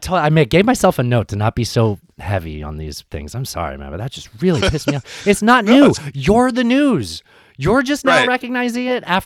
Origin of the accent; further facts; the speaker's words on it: San Diego, California, United States; When I grew up in San Diego in the 90s, it was a big fucking deal.